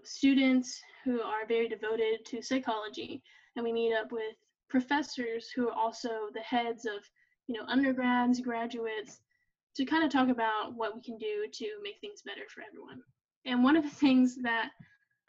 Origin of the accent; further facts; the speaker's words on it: Tupelo, Mississippi, United States; Tupelo, my hometown